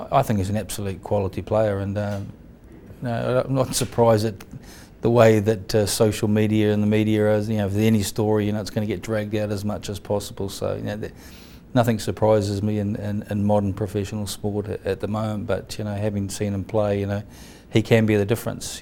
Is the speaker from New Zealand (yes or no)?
yes; New Zealand; myself as a Kiwi